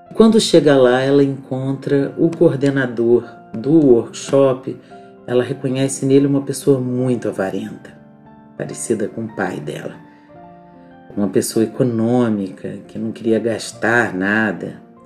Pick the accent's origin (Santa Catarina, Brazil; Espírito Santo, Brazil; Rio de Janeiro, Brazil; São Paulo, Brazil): Rio de Janeiro, Brazil; Petrópolis; eu cresci numa rua, numa rua em Petrópolis, num bairro chamado Alto da Serra